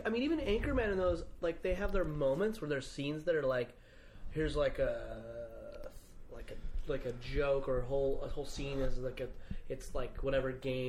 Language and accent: English; Utah, United States; now in Los Angeles, United States; I'm from Utah